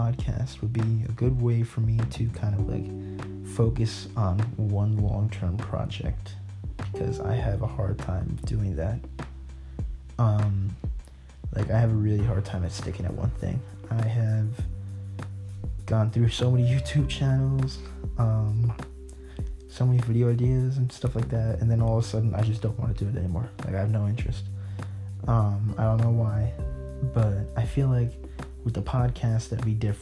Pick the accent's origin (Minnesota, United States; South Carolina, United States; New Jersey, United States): New Jersey, United States; I am 16 years old, and I am from New Jersey